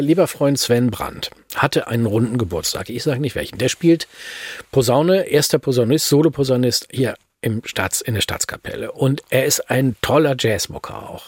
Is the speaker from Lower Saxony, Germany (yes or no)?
yes; Hanover, Lower Saxony, Germany; in meiner Heimatstadt, ne, in Hannover